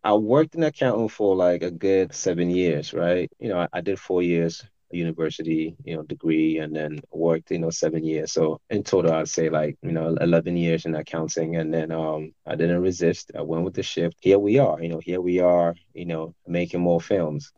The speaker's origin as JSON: {"language": "English", "town": "Tema", "region": "Greater Accra", "country": "Ghana", "tie": "born or raised there", "moved": "yes", "lives_now": "United States", "said": "I grew up in Ghana"}